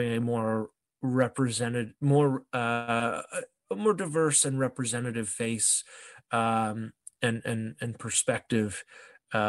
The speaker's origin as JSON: {"language": "English", "country": "Canada", "also_born_or_lived": "Toronto, Ontario", "said": "as a Canadian"}